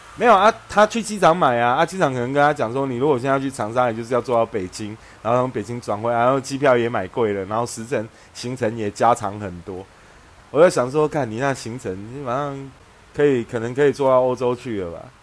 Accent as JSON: {"language": "Chinese", "town": "Xinzhuang", "region": "New Taipei", "country": "Taiwan", "tie": "born or raised there", "said": "我的户籍就是被从新庄迁到台北的赤峰街啊"}